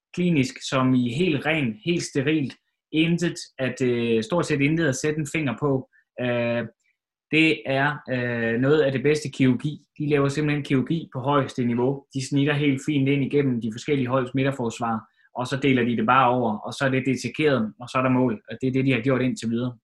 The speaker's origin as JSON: {"language": "Danish", "country": "Denmark"}